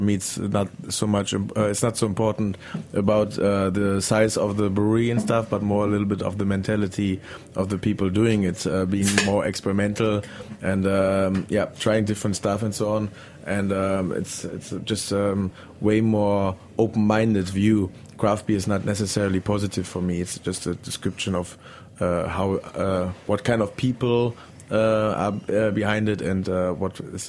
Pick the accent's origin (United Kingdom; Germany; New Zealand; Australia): Germany; English is a second language; Growing up in Germany, it's like a lot of things are rather plain and tend to go in a boring way